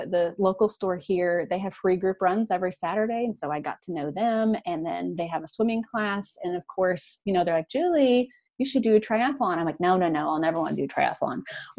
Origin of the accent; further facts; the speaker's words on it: Iowa, United States; also born or lived in Madrid; now in Kansas City, United States; I'm from Iowa. So it's kind of like doing, you know, my home state.